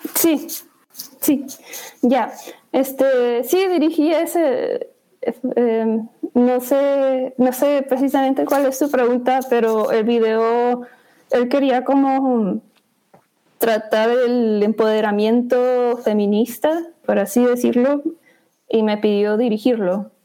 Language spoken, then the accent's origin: Spanish; Chihuahua, Mexico; moved away as an adult; also born or lived in Chicago; now in New York, United States; Pues yo crecí en Chihuahua, México